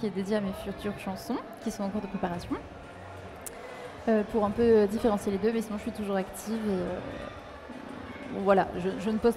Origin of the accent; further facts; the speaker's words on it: Rouen, Normandy, France; moi je suis de Normandie